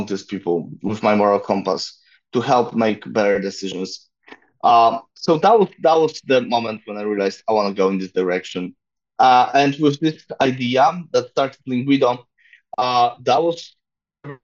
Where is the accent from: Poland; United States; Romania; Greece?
Poland; I'm from Poland